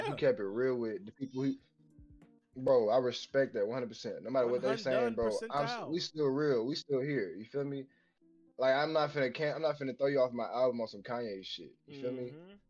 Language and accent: English; Nashville, Tennessee, United States; born or raised there